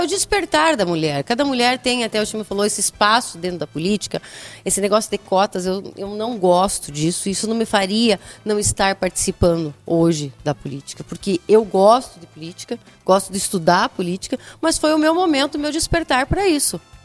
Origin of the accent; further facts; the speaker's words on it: Brazil; mulher, sou brasileira